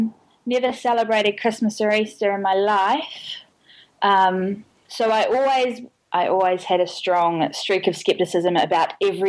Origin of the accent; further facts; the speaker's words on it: Hamilton, Waikato, New Zealand; it's near Hamilton where I'm from